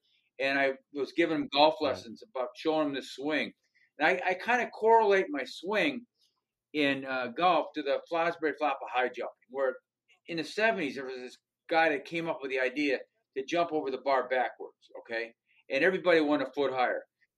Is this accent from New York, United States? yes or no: no; Michigan, United States; also born or lived in Denver; I'm actually from Michigan. And that's where I live now. So I grew up in Michigan.